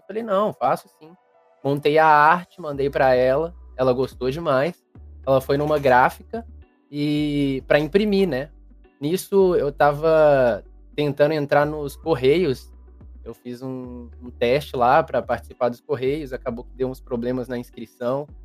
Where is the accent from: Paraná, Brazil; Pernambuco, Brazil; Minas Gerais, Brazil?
Minas Gerais, Brazil; Belo Horizonte; Eu sou de Belo Horizonte, Minas Gerais.